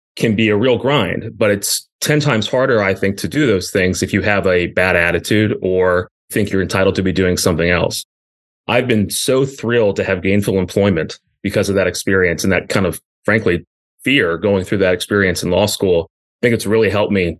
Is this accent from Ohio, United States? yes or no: no; Richmond, Virginia, United States; also born or lived in Orange County, California; I was born in Orange County, California, moved here to Richmond when I was, I think, 4 years old, and otherwise was raised here